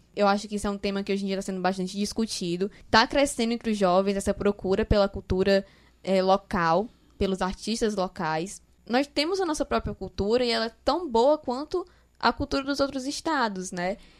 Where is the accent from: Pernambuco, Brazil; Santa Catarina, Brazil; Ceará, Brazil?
Ceará, Brazil; Eu nunca tive vergonha de ser nordestina, de ser cearense